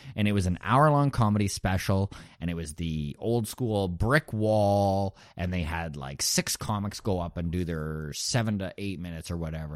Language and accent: English; Grande Prairie, Alberta, Canada; moved away as an adult; also born or lived in Toronto; now in Halifax, Canada; Grand Prairie was my hometown too.